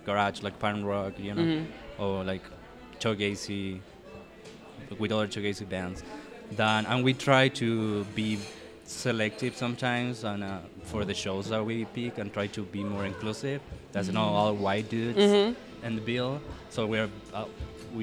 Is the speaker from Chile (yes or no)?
yes; Chile; moved away as an adult; now in New York, United States; I am from Chile